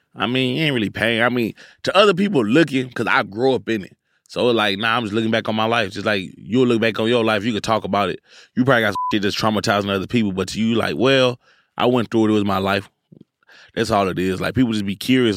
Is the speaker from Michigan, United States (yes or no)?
no; Houston, Texas, United States; I'm from Houston